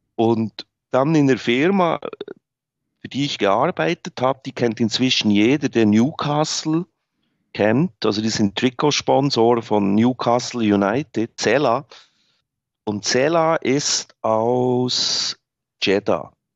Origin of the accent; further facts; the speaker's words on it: Bern, Switzerland; moved away as an adult; also born or lived in Berlin; geboren bin ich da. Ich bin außerhalb groß geworden